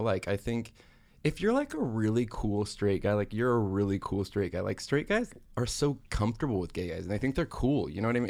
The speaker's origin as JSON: {"language": "English", "town": "Pasadena", "region": "California", "country": "United States", "tie": "born or raised there", "said": "I grew up in Pasadena, California, where there's actually not a lot of Mormons"}